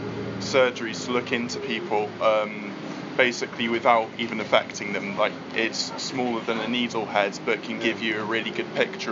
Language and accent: English; near Cambridge, East of England, United Kingdom; I come from England, near Cambridge.